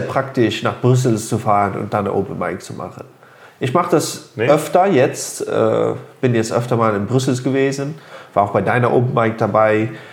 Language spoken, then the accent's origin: German; Luxembourg; also born or lived in Phoenix, Arizona, United States; Ich bin in Phoenix, Arizona geboren und hier in Luxemburg bin ich aufgewachsen.